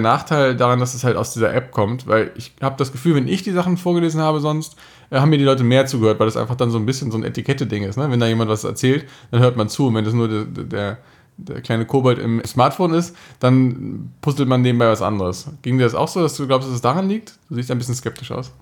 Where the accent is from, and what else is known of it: Germany